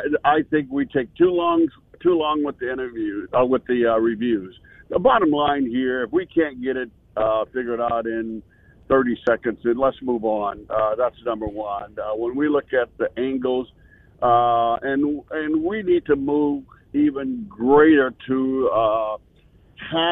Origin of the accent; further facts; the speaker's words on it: Illinois, United States; I grew up here in Illinois